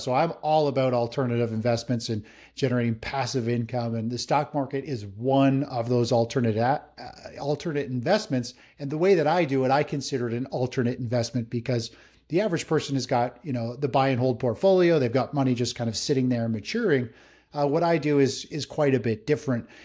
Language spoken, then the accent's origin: English; just north of Toronto, Ontario, Canada; I'm, I'm Canadian, up just north of Toronto in Canada here